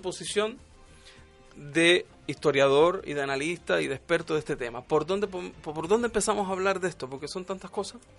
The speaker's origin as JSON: {"language": "Spanish", "country": "Cuba", "moved": "yes", "lives_now": "Chile", "said": "Me fui de Cuba porque en mi país no tenía beneficios"}